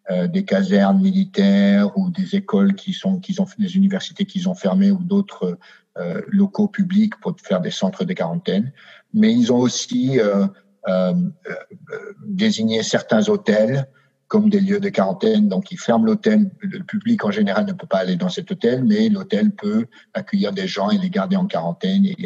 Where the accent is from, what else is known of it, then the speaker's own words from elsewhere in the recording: France; je pense que même si je suis français, n'ayant pas vécu en France, euh, je ne suis pas le mieux placé